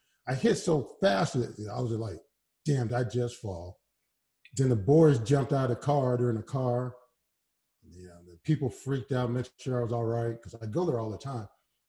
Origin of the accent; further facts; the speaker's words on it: Alabama, United States; moved away; also born or lived in Los Angeles; I'm from Alabama.